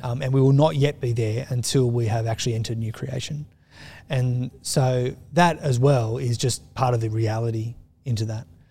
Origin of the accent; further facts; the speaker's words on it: Australia; as we've become more secular as an Australian society